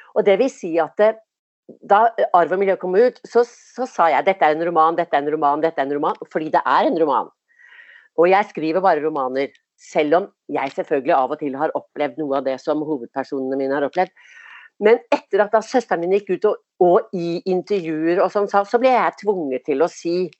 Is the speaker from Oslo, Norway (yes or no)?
yes; Oslo, Norway; jeg vokste opp på Tåsen